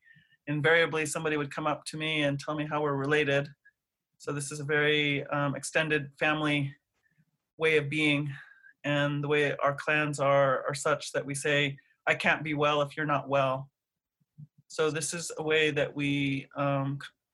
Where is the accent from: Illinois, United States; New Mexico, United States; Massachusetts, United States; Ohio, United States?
New Mexico, United States; Albuquerque; also born or lived in Stanford, California / Navajo Nation reservation / New Hampshire / France; But I was born and raised here in New Mexico. I started out in Albuquerque